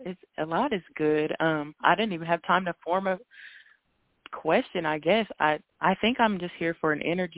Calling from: Indiana, United States; Hey, Miss Blue, this is … I'm calling from Indiana.

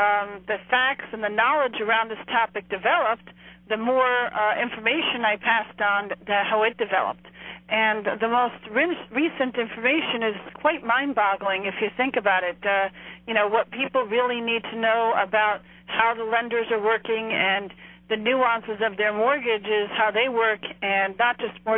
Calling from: New Jersey, United States; I'm calling from New Jersey.

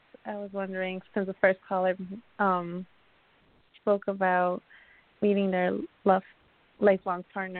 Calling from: Connecticut, United States; I'm calling from Connecticut.

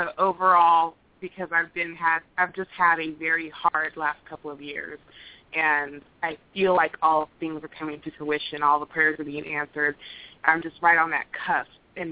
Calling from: Arizona, United States; I'm calling from Arizona.

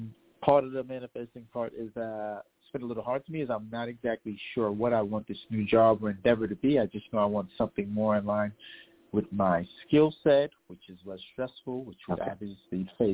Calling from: New York City, New York, United States; I'm calling from New York.

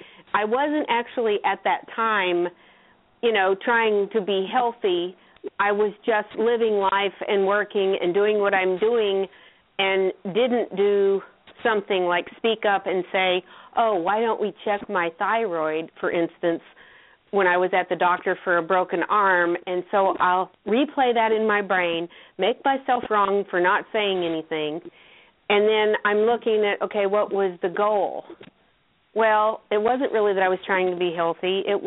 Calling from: North Carolina, United States; I'm in North Carolina.

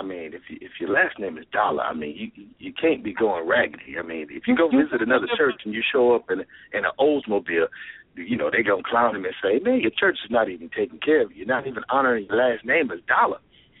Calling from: Cocoa Beach, Florida, United States; I'm calling from Cocoa Beach, Florida.

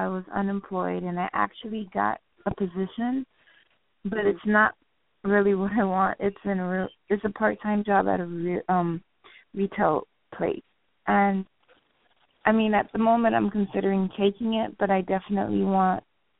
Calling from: Florida, United States

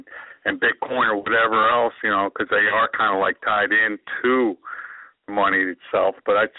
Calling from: Florida, United States; This is …. I'm out of Florida.

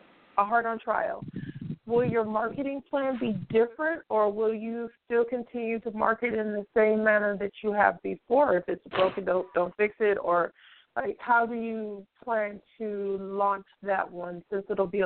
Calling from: California, United States; Hello, this is Carrie. I'm calling from the Bay Area.

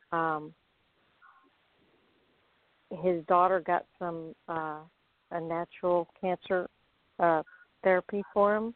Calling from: Florida, United States; I'm calling from Florida.

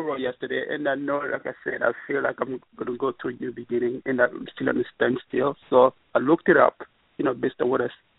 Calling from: New York City, New York, United States; …, …, and I'm coming from New York City.

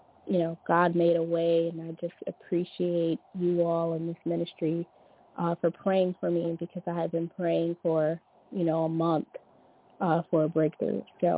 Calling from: Louisiana, United States; This is … from Louisiana.

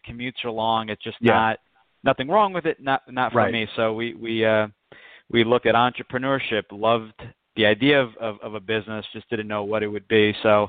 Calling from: Point Pleasant, New Jersey, United States; I'm in New Jersey. I'm in Point Pleasant, right on the shore in New Jersey.

